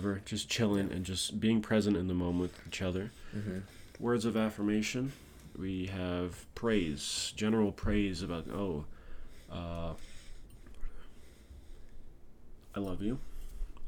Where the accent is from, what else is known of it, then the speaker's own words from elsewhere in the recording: Hawaii, United States; I'm from Hawaii, and there's like green everywhere